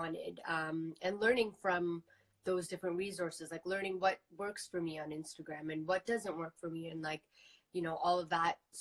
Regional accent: Toronto, Ontario, Canada; growing up in Toronto, that's literally how I grew up.

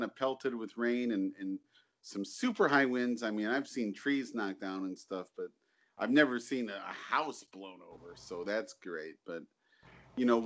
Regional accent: Ohio, United States; moved away as an adult; now in Japan; I'm from Ohio. Right. We don't have hurricanes. But I moved to Japan

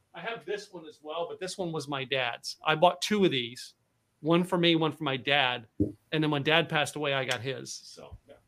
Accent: Pennsylvania, United States; moved away as an adult; also born or lived in Dallas, Texas; I grew up in Pennsylvania

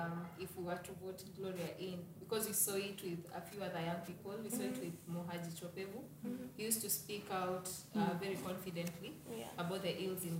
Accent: Kenya; as a Kenyan

